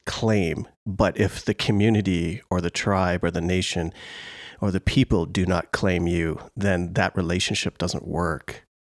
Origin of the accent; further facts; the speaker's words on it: Canada; a Canadian